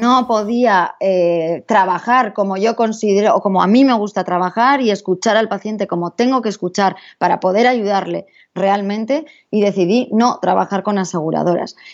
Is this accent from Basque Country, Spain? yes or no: yes; San Sebastián, Basque Country, Spain; yo soy de San Sebastián, nací eh, allí en, esta bella ciudad de, San Sebastián Donostia, y, pero pronto nos fuimos a vivir a, otras ciudades y acabé volviendo a, San Sebastián.